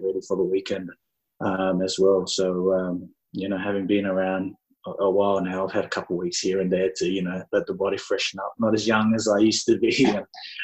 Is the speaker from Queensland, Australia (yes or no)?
no; Sydney, New South Wales, Australia; I'm born and bred Australian. You know, I was born in Eastwood in Sydney in 1991, lived there my whole life.